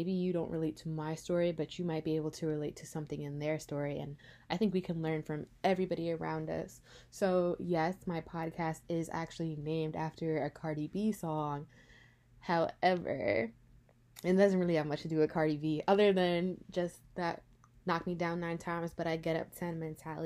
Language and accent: English; Rockland County, New York, United States; also born or lived in Englewood, New Jersey; now in New Jersey, United States; I was actually raised in Rockland County, New York, which is a little bit north of New York City.